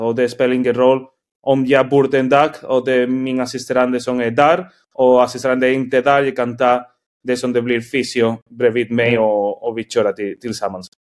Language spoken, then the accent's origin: Swedish; Spain; Swedish is a second language; moved away as an adult; also born or lived in Norway; now in Sweden; jag är från Spanien